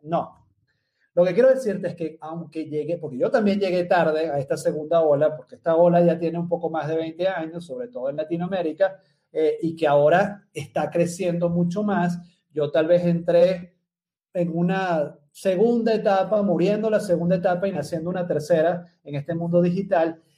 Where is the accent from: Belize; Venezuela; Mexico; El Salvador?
Venezuela; moved away as an adult; now in Medellín, Colombia; soy venezolano, vivo en la ciudad de Medellín hace casi más de seis años ya